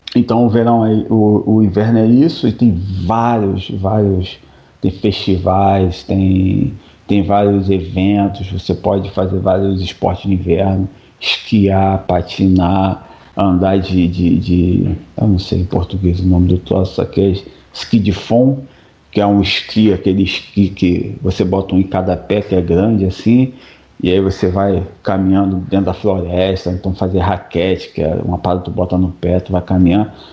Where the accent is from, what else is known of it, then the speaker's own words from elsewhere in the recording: Rio de Janeiro, Brazil; moved away as an adult; now in Quebec, Canada; a gente vem do Rio, pô, o calor lá te castiga